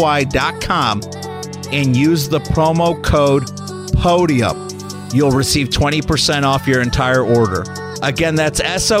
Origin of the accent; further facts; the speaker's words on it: Chicago, Illinois, United States; moved away; I'm from Chicago, as you know, originally